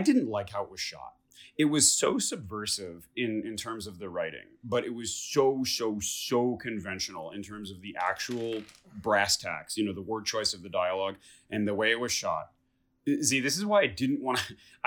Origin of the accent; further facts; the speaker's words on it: Detroit, Michigan, United States; moved away; don't talk shit about my hometown